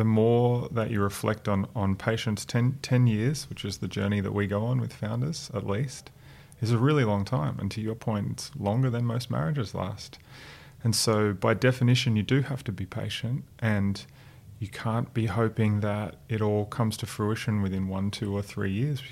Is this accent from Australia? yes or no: yes; outside Noosa, Queensland, Australia; I grew up 45 minutes outside of Noosa in the country.